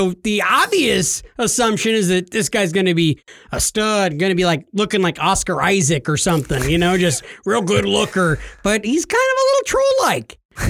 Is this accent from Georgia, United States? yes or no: no; New York, United States; and you neglected to tell him I'm actually from New York and yeah.